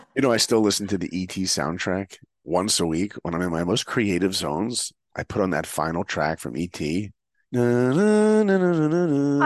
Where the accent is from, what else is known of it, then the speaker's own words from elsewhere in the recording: New York, United States; I grew up in New York